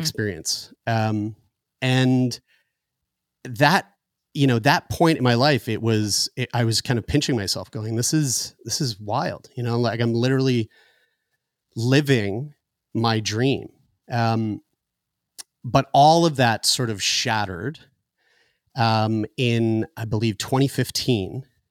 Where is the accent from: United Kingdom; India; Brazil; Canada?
Canada; Halifax, Nova Scotia; born or raised there; also born or lived in St. John's, Newfoundland